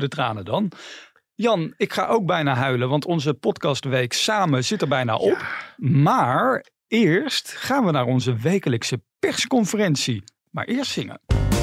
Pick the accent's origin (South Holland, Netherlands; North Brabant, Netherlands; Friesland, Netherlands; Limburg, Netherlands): North Brabant, Netherlands; ik kom uit Brabant